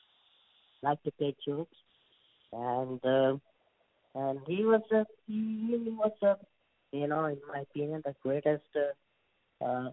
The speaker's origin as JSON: {"language": "English", "country": "India", "accent": "Indian", "said": "Even though I'm an Indian"}